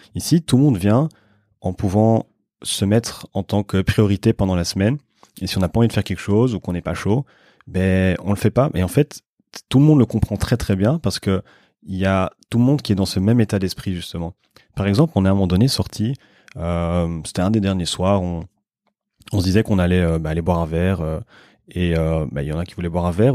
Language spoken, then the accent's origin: French; Brussels, Brussels-Capital Region, Belgium; je suis de Bruxelles